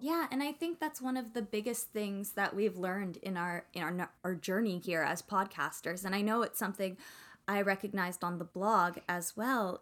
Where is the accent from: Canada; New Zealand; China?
Canada; I'm Canadian